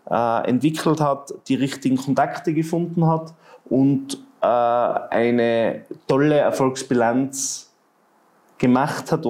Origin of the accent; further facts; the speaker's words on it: Tyrol, Austria; Ich glaube, ähm, man muss einmal vor dem René Benko als Tiroler schon den Hut ziehen für das, was er geschafft hat.